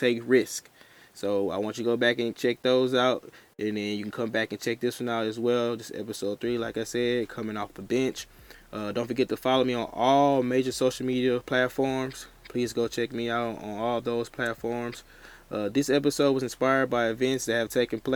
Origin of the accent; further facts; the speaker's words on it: Houston, Texas, United States; from Houston, Texas